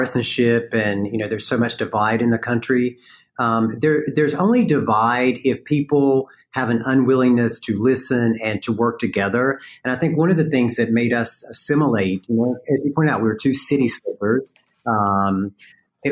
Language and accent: English; North Carolina, United States; accent: Southern; I grew up in North Carolina